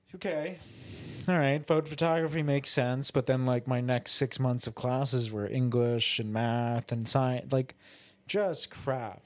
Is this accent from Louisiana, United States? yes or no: no; New York, United States; we're both from New York. We're both from different towns in New York